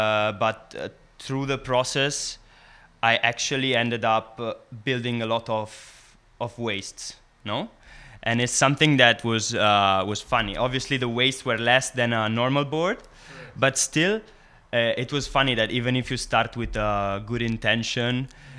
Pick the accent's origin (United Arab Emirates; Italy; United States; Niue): Italy; English is a second language; now in San Sebastian, Spain; I'm …. I'm from Italy originally, but I'm coming from San Sebastian in Basque Country.